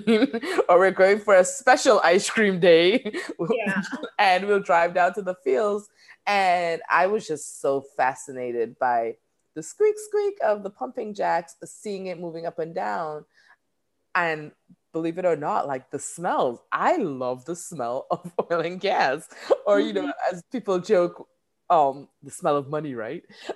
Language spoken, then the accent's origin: English; Trinidad & Tobago; moved away as an adult; now in United States; I am a Trini gal. And so I was born there. I grew up there